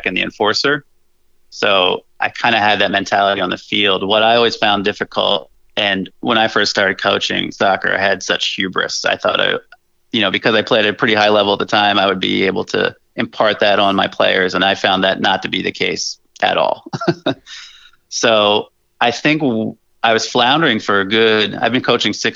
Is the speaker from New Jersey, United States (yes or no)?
yes; New Jersey, United States; moved away as an adult; now in upstate New York, United States; I was born and raised in New Jersey for 30 years, but I now reside in upstate New York